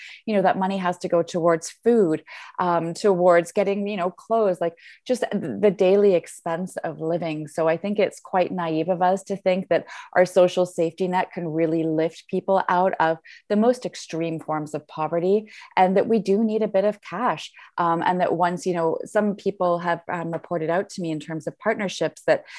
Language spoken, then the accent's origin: English; Ottawa, Ontario, Canada; now in Vancouver, Canada; So I live in Vancouver, but I'm from Ottawa.